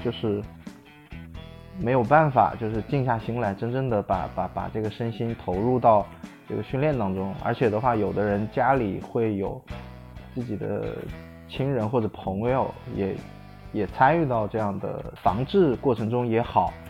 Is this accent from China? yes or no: yes; Wuhan, Hubei, China; 我来自湖北武汉。我本身也是武汉人 所以说现，现在也在武汉